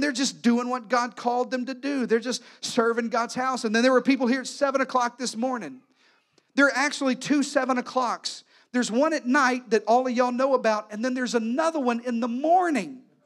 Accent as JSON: {"language": "English", "region": "Arkansas", "country": "United States", "tie": "born or raised there", "moved": "yes", "said": "I was raised in the deep South. Matter of fact, this past week I was back home in Arkansas"}